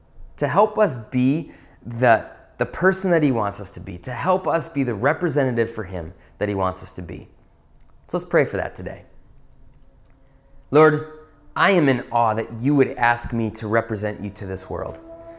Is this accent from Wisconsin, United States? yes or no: yes; Wisconsin, United States; Now, growing up in the North Woods of Wisconsin, there's one thing that we do well.